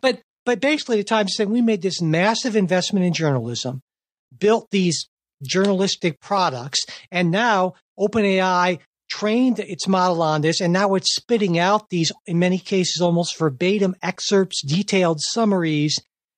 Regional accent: Cleveland, Ohio, United States; I remember growing up in Cleveland.

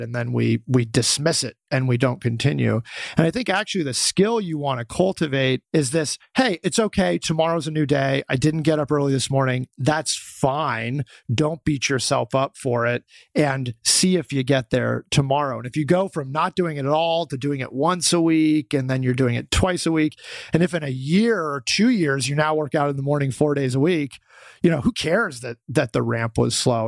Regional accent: Boulder, Colorado, United States; I'm from Boulder, Colorado

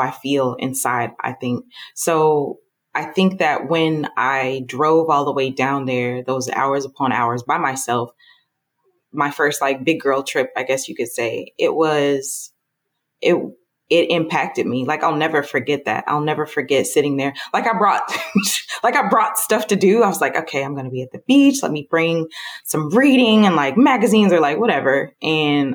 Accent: Southern Illinois, United States; moved away as an adult; also born or lived in Atlanta, Georgia; So I grew up in Southern Illinois in a town that you can only describe by referencing other larger cities.

